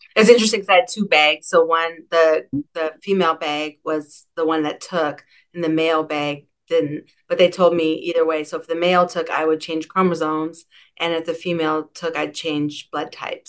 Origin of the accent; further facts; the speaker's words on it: Seattle, Washington, United States; I'm from Seattle. I grew up in Madrona, actually.